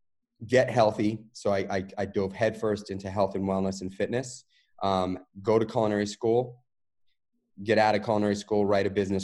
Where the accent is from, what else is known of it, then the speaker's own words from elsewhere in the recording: New York City, New York, United States; Raised New York City guy. I grew up in Manhattan in New York